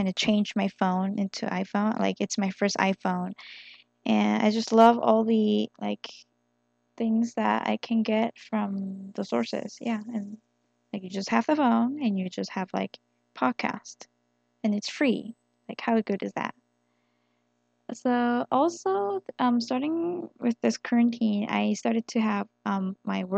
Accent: South Korea; English is a second language; born and raised in Korea

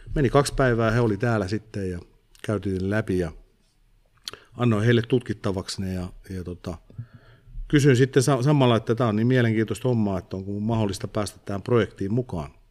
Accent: Viiala, Pirkanmaa, Finland; Viialaan, mistä mä oon kotoisin

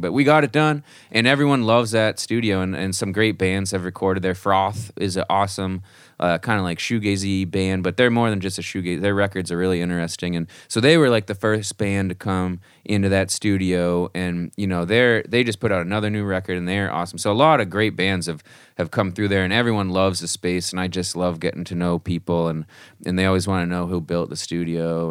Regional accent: Marblehead, Massachusetts, United States; I grew up in a small town just north of Boston, Massachusetts, um, called Marblehead

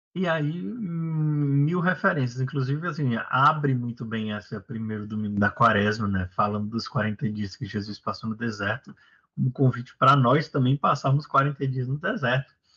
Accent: Brazil; moved away as an adult; ultimamente já faz vinte anos que eu saí do Brasil

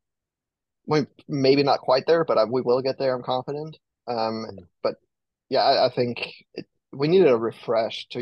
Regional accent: Denmark; moved away as an adult; also born or lived in Arkansas; now in United States; growing up in Denmark

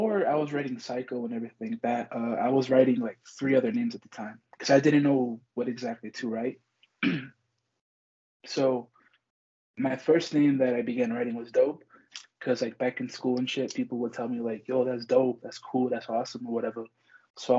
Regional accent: Compton, California, United States; I was born and raised in Los Angeles. Like, that's where I was from. I'm born and raised there. Compton specifically

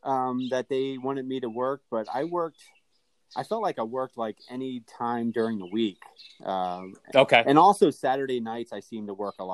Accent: Northern Lebanon, Lebanon County, Pennsylvania, United States; we're both from Northern Lebanon

